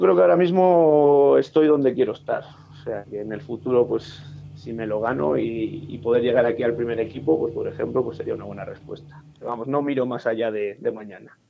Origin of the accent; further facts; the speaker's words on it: Móstoles, Community of Madrid, Spain; now in Burgos, Spain; yo soy nacido en Móstoles